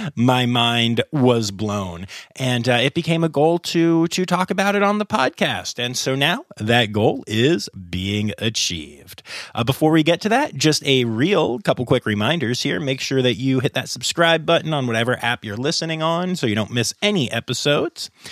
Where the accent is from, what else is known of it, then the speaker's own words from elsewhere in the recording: Harrisburg, Pennsylvania, United States; I grew up in the Harrisburg area